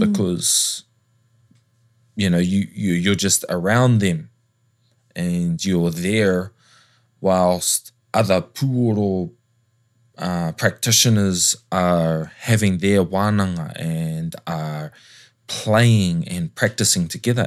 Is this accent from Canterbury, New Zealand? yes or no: no; Tongariro, Waikato, New Zealand; also born or lived in Papakai; I spent most of my youth growing up under Tongariru